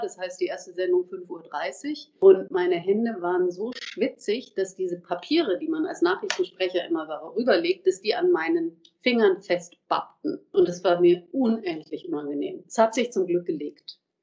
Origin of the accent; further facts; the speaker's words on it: Erlangen, Bavaria, Germany; moved away as an adult; also born or lived in Munich; now in Mainz, Germany; das ist einfach meine Heimat